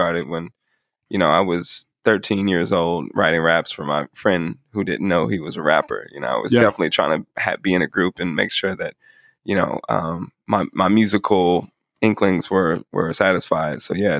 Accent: Kansas City, Missouri, United States; I was born and raised on Troost, around 75th Street.

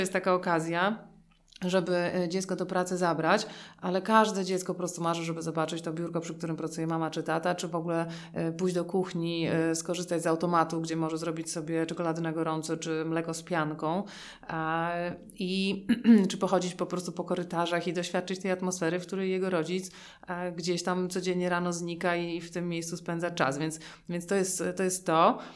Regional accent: Warsaw, Masovian Voivodeship, Poland; my jesteśmy obie z Warszawy

